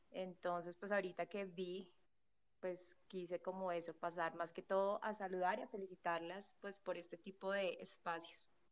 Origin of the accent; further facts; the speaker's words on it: Colombia; soy colombiana